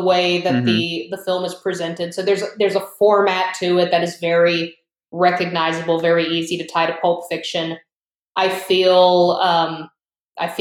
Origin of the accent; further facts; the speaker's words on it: the South, United States; being a Southerner myself